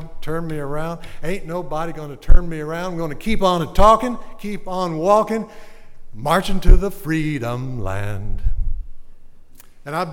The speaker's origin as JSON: {"language": "English", "town": "Arcadia", "region": "Louisiana", "country": "United States", "said": "Bienville Parish, which is where I'm from. I'm from Arcadia"}